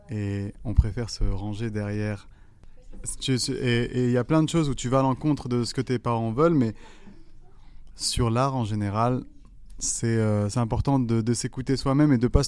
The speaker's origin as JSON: {"language": "French", "country": "Algeria", "also_born_or_lived": "France", "lives_now": "Canada", "said": "Moi, je viens de la même culture. Je suis algérien. Moi, ma mère a immigré en France. Moi, ensuite, j'ai immigré au Canada."}